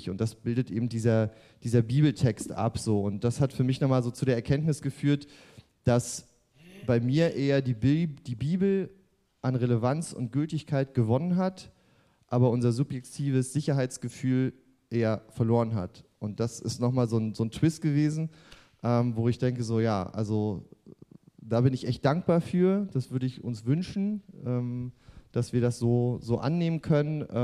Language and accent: German; East Germany, Germany; Und ähm, ich komme ja auch äh, aus der DDR und da haben wir ja auch ein bisschen was mitgemacht